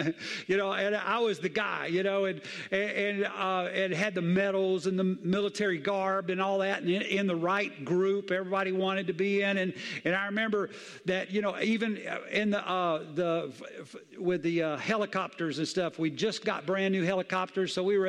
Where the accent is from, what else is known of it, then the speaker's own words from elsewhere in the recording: the South, United States; Look, I grew up in the South. I'm telling you, I know what it is.